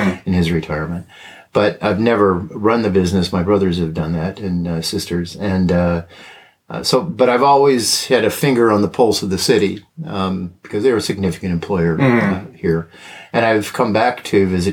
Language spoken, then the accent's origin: English; South Bend, Indiana, United States; moved away as an adult; I grew up here